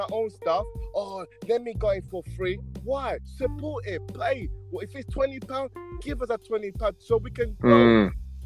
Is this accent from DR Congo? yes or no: yes; DR Congo; now in United Kingdom; I'm from Congo, right? Just my country, right in the center of Africa, yeah? DRC